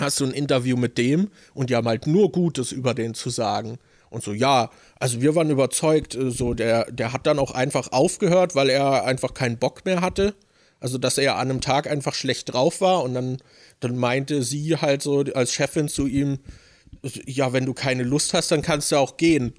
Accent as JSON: {"language": "German", "country": "Germany", "said": "als Deutscher"}